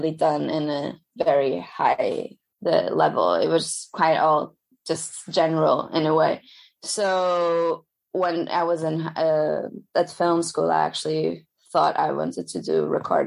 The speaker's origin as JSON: {"language": "English", "region": "Lisbon", "country": "Portugal", "moved": "yes", "said": "So I studied in Lisbon. I'm originally from Lisbon"}